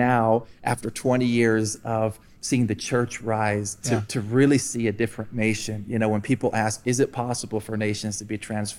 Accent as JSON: {"language": "English", "country": "Colombia", "tie": "born or raised there", "also_born_or_lived": "Iowa, United States", "said": "So I was born in Iowa, got out of there as quick as I could. And I was raised actually here in Colombia. So for 20 years of my life, you know, mom and dad came down here and planted a church."}